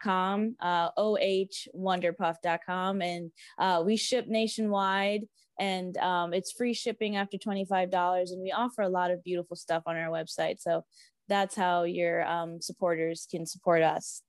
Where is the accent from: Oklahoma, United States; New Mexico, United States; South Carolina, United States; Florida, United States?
Florida, United States; South; I grew up in South Florida. I'm a beach baby.